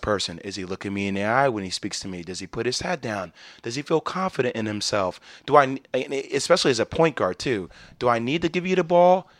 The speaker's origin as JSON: {"language": "English", "region": "New Jersey", "country": "United States", "said": "I'm from New Jersey."}